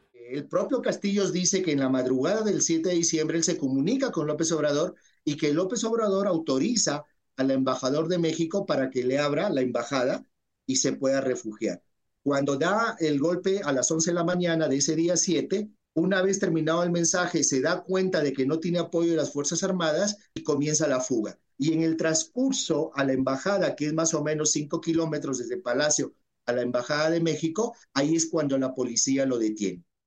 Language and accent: Spanish; Peru; a nivel de los que somos peruanos y los que amamos a este país